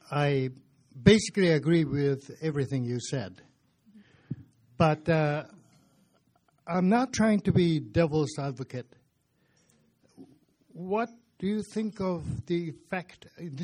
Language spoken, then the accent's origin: English; Japan; now in Lethbridge, Canada; But I come from Japan.